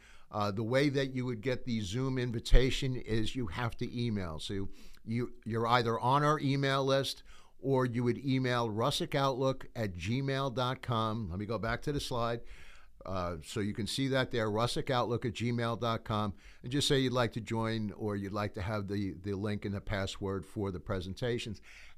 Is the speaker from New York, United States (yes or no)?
yes; New York, United States; You know, sometimes people will say, bottom line me. I'm from New York. So, you know, that's really like cut to the chase.